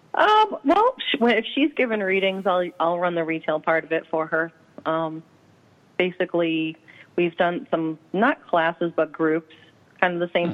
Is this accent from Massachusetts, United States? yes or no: yes; Medford, Massachusetts, United States; I grew up in Medford